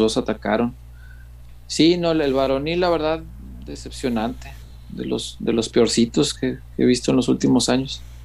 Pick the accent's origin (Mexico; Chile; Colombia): Mexico; soy de barrio, hombre, soy de la Morelos